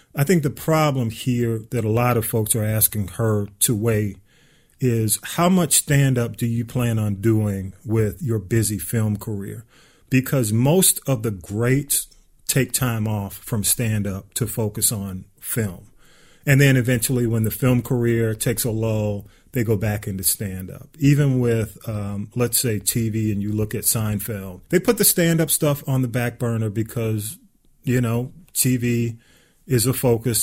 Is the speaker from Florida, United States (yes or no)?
no; Atlanta, Georgia, United States; I grew up on North Avenue. And of course, we all graduated from Grove Park Elementary School, the Grove Park section of the ATL